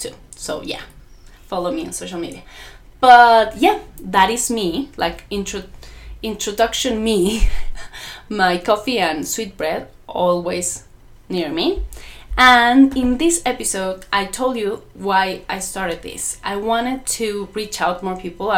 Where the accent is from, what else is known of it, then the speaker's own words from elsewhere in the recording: Mexico; English is a second language; because of my accent. I'm not an English native speaker. I'm Mexican